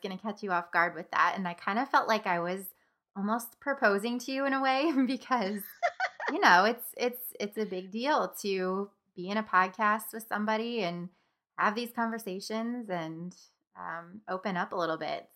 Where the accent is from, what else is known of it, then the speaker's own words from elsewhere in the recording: Springfield, United States; Springfield is my hometown